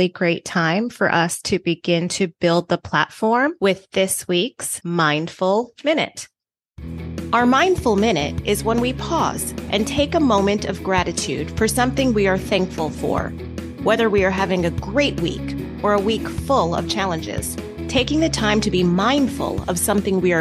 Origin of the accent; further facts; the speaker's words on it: U.S. Virgin Islands; I hate to be cold because I grew up in the Virgin uh-huh. Islands